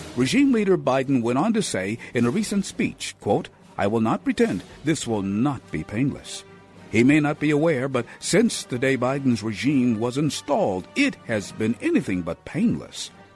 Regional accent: Cleveland, Ohio, United States; During my formative years growing up in Cleveland

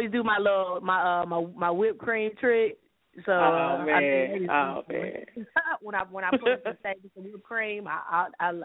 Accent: Dallas, Texas, United States; I'm from Dallas, Texas, representing Texas

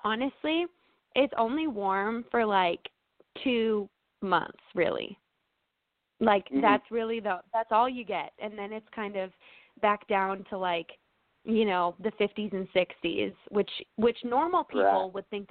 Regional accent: Minnesota, United States; moved away as an adult; growing up in Minnesota

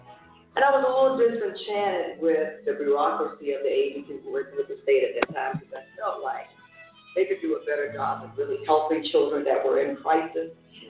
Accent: Jacksonville, Florida, United States; And I grew up in Jacksonville, Florida. I'm the youngest of seven children.

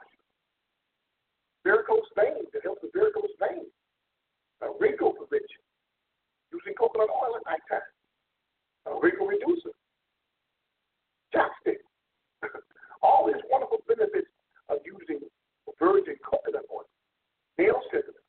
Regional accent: South Florida, United States; Growing up in South Florida, we had coconut trees all over

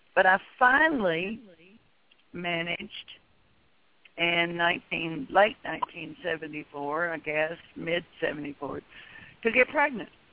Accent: Tennessee, United States; moved away as an adult; now in Texas, United States; I was born in Tennessee, and in fact, all my children were born in Tennessee. And we moved to Texas in 1980

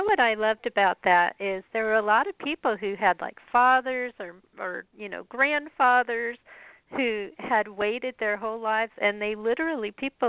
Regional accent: Colorado, United States; also born or lived in Chicago area; I'm from Colorado, so I kind of keep track

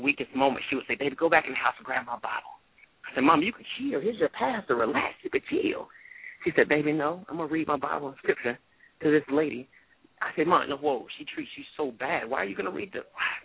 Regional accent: Tarver, North Carolina, United States; I'm from Tarver, North Carolina

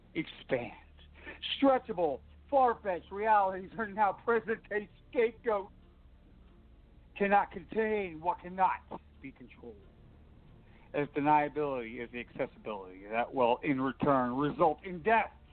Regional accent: Jersey Shore, New Jersey, United States; I'm from Jersey Shore

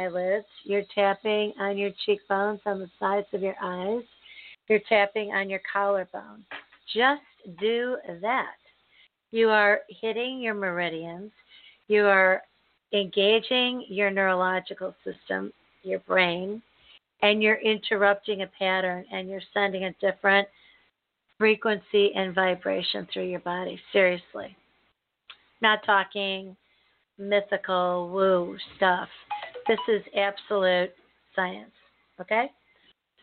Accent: United States; I'm an American, born and bred, raised and lived here my entire life

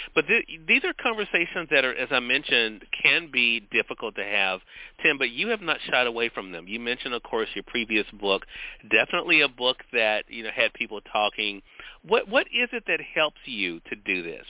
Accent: Mississippi, United States; Here in my home state of Mississippi

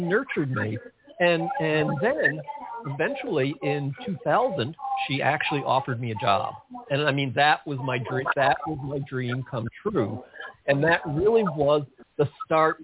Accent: outside of New York City, United States; I grew up outside of New York City, and I listened to all those great New York DJs growing up

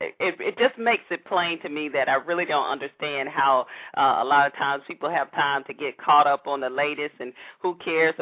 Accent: Atlanta, Georgia, United States; my hometown of Atlanta

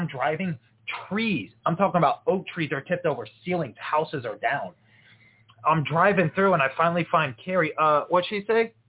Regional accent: Florida, United States; now in Iowa, United States; I'm from Florida.

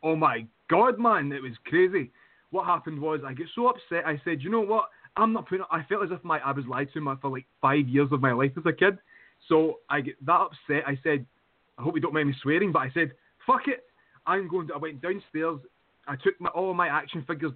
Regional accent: United Kingdom; I'm from the UK

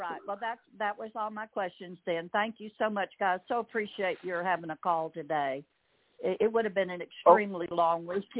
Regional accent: Texas, United States; moved away; also born or lived in Arkansas; No, I was born in Texas. I was transplanted to Arkansas, but I'm a born and bred Texan.

